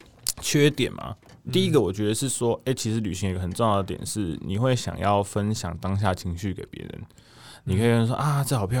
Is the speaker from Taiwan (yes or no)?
yes; Taiwan; 我说哦对啊，我是台湾人，